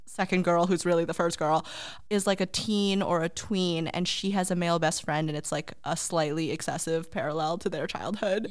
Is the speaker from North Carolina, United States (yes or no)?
no; Boston, Massachusetts, United States; we are from Boston